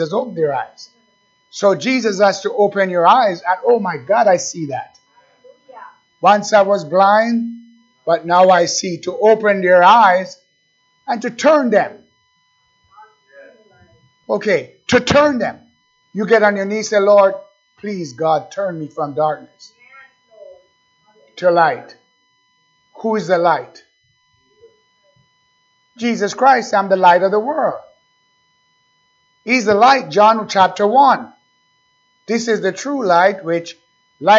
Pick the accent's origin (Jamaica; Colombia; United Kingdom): Jamaica; moved away; I was born in Jamaica, beautiful island.